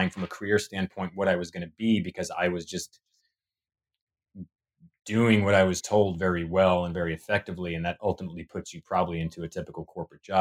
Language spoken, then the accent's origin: English; Tennessee, United States; also born or lived in Massachusetts / Long Island, New York; And I was born in Massachusetts. And then a couple years later, moved to Tennessee. That's where my childhood, uh, most of my childhood memories are.